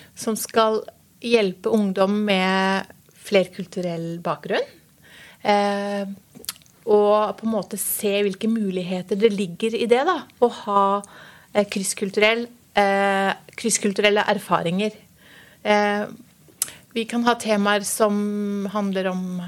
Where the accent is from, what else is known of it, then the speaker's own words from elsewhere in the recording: Norway; Jeg er eh, født i Norge eh, for eh, mange, mange år siden